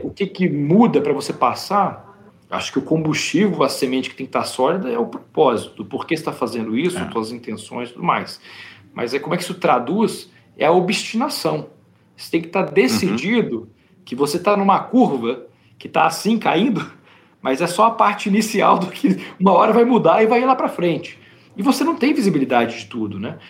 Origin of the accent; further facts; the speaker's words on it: Espírito Santo, Brazil; moved away as an adult; also born or lived in São José dos Campos; now in United States; Eu fui criado no Espírito Santo antes de ir para a faculdade em São José dos Campos